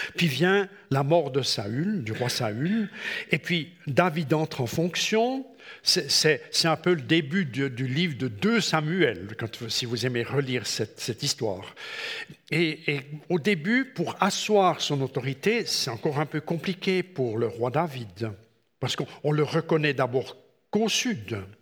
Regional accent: Switzerland; chez nous en Suisse

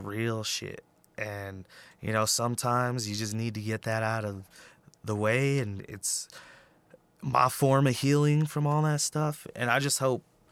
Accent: Peñasco, New Mexico, United States; also born or lived in Albuquerque; I was born in Albuquerque, but I grew up in northern New Mexico

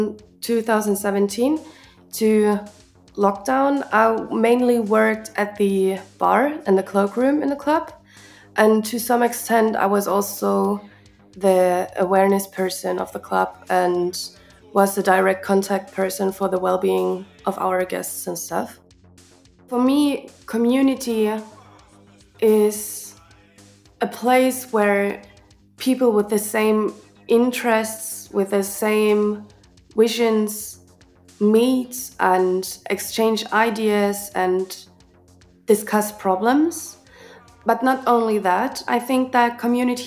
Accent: Chemnitz, Saxony, Germany; from Club Atomino in Chemnitz. I was born here and I was raised here

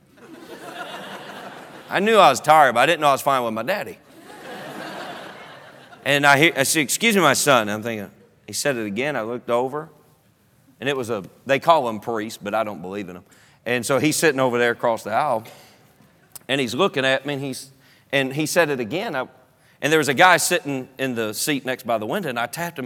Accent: North Carolina, United States; also born or lived in Durham, North Carolina; I'm from North Carolina

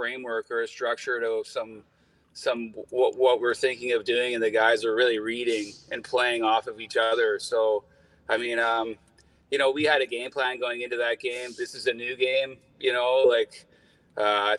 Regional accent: New Westminster, British Columbia, Canada; I'm from New West

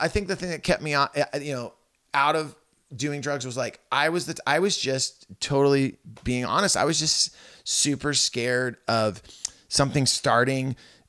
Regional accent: Santa Cruz, California, United States; like, every car I ever got into as a kid growing up, it was like the scent of patchouli, because I was growing up in Santa

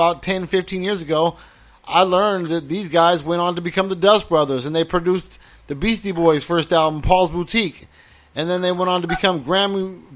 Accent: Orange County, California, United States; also born or lived in Fontana, California; I moved there in 1985 when I was 12 from Orange County

